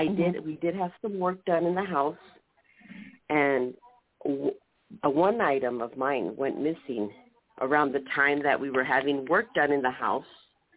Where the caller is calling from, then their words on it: San Diego, California, United States; San Diego.